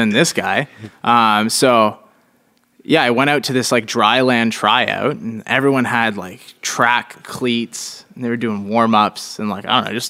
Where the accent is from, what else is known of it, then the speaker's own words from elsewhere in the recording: Calgary, Alberta, Canada; born there; So I was born in Calgary, not too far from where the Olympic Village is.